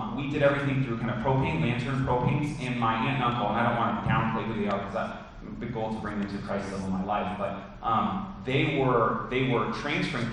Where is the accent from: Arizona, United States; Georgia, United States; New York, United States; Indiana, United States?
Arizona, United States; Phoenix; also born or lived in Texas; When I grew up here in the Valley, spent all my life in the Valley